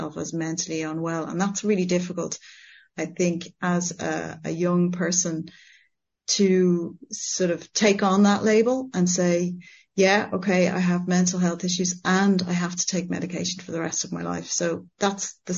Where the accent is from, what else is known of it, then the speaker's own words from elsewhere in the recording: Ireland; moved away as an adult; now in France; I ran away from Ireland